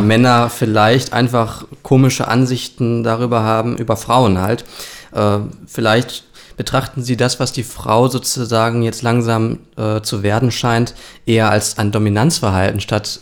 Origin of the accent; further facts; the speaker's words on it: Germany; wir als Deutsche